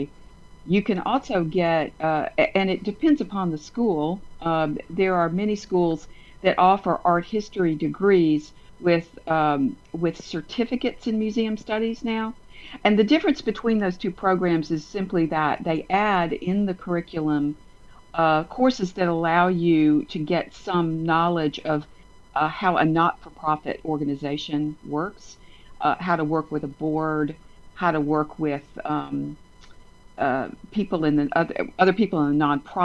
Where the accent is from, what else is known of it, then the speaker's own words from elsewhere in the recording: Montgomery, Alabama, United States; also born or lived in Texas / Washington, D.C.; I was born in Texas, but I was raised in Montgomery